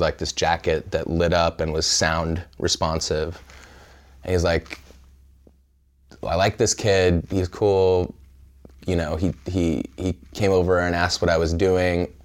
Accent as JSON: {"language": "English", "town": "Pismo Beach", "region": "California", "country": "United States", "tie": "born or raised there", "also_born_or_lived": "Evanston, Illinois", "said": "I grew up in central California in a small town called Pismo Beach"}